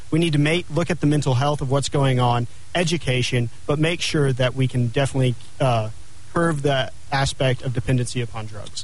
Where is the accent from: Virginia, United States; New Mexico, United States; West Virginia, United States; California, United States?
New Mexico, United States; Clovis; also born or lived in Lubbock, Texas; now in Albuquerque, United States; I grew up in Clovis, New Mexico on my parents' dairy farm.